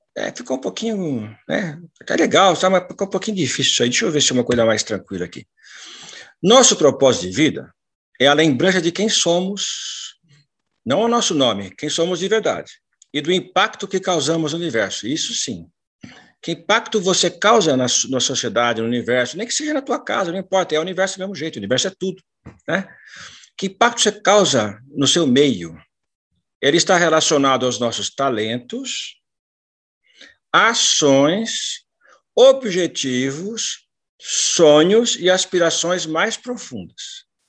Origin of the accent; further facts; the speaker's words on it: São Paulo, Brazil; moved away as an adult; now in Londrina, Brazil; Eu sou paulistano da Gema